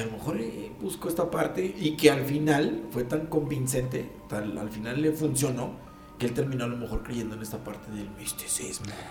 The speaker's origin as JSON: {"language": "Spanish", "country": "Mexico", "said": "así somos aquí los mexicanos"}